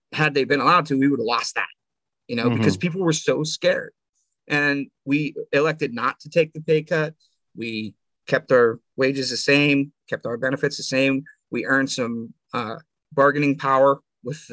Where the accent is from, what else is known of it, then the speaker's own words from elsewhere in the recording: Clearfield, United States; my hometown of Clearfield